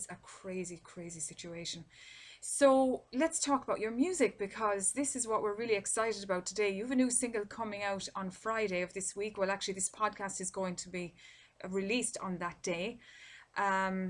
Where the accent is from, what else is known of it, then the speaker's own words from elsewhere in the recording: Ireland; my home country in Ireland